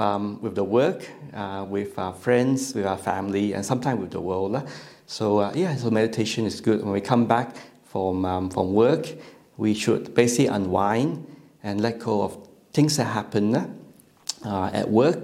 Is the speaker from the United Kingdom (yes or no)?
no; Malaysia; English is a second language; now in Australia; I'm born in Malaysia. I'm actually Malaysian Chinese.